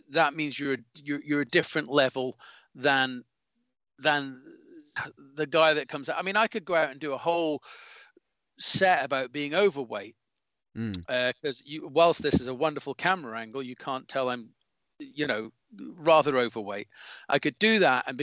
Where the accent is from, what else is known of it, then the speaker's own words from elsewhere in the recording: Scotland, United Kingdom; but it does it does irk with me when I see other Scotsmen or Scottish comedians uh, come on and go, well, as a Scottish person